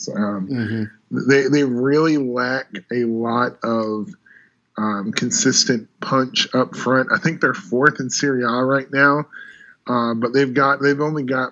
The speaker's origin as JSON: {"language": "English", "country": "United States", "said": "I'm a little biased as an American"}